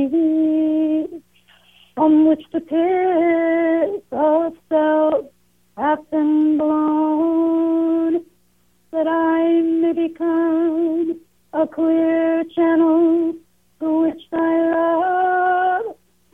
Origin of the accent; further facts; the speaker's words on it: Greenfield, Massachusetts, United States; I grew up in Western Massachusetts, in Greenfield, actually, not far from Amherst and the famous UMass